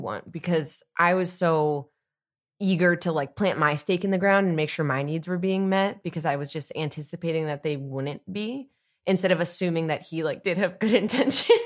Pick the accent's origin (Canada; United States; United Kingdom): United States; East Coast; I'm from the East Coast like Jess